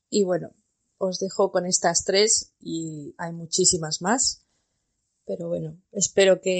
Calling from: Botswana; Hola Alicia … de Botswana. Anécdotas con el idioma, pues tengo muchas. En Botswana se habla inglés y Setswana, es la lengua oficial.

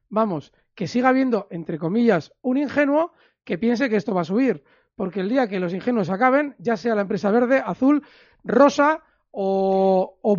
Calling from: Castellón, Valencian Community, Spain; Hola, buenas tardes. … de Castellón

